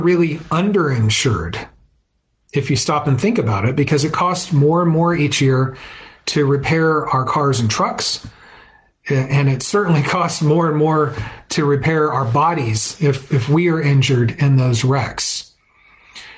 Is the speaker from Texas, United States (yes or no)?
yes; Fort Worth, Texas, United States; my hometown of Fort Worth